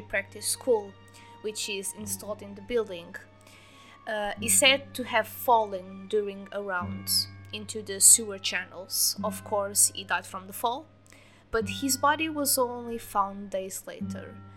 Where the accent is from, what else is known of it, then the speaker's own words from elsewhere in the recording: near Lisbon, Portugal; I was born in near Lisbon, so I'm not from the village